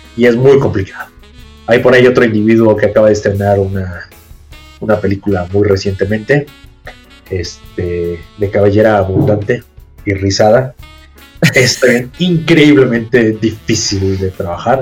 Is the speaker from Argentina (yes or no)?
no; Mexico; me fui de México un año